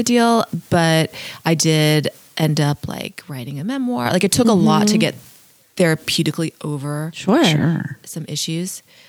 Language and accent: English; California, United States; growing up in California